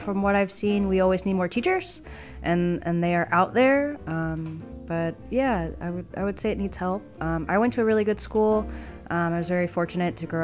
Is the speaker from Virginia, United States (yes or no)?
yes; Chesapeake, Virginia, United States; also born or lived in Richmond, Virginia; I am from Chesapeake, Virginia.